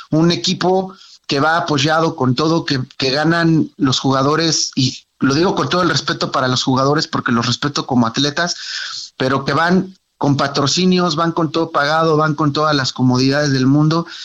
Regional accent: Mexico; un lastimoso 6-0 que como mexicano dices, wow, ¿no?

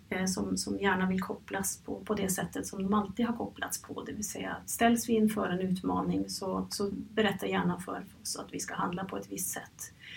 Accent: Norway; moved away as an adult; now in Stockholm, Sweden; jag kommer från Norge

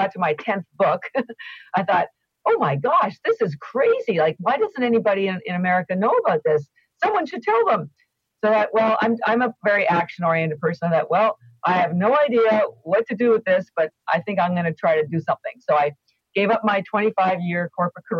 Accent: Canada; I am Canadian and all my education was in Canada

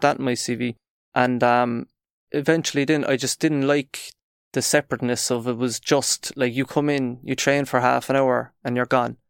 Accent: Cork, Munster, Ireland; we're from Cork

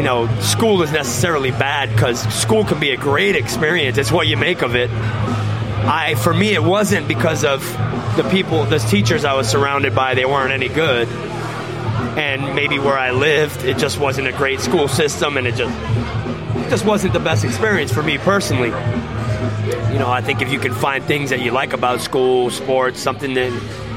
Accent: New Jersey, United States; born there; I was born in New Jersey, so I had a lot of family in New Jersey.

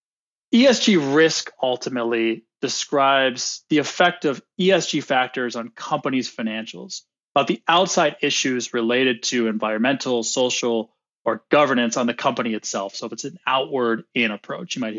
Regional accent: United States; accent: American; also born or lived in Sydney, Australia; now in Chicago, United States; my American accent

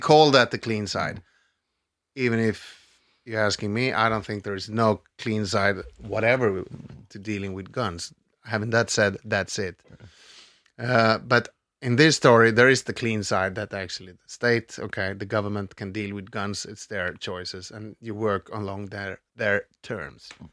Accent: Stockholm, Stockholm County, Sweden; I grew up in, in Vasastan

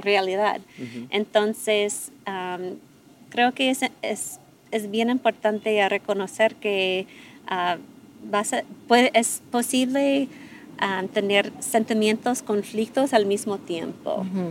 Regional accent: United States; Spanish is a second language; now in Mexico; soy la, única gringa

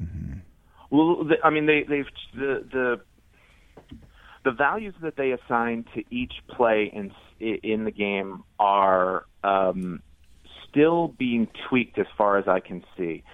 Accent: United States; I'm American

